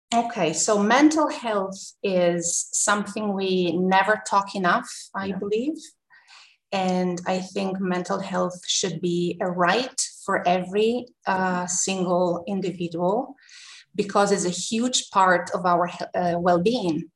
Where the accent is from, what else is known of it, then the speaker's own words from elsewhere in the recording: Tuscany, Italy; moved away as an adult; also born or lived in New York, United States; now in Rome, Italy; born and raised in Tuscany, a very small town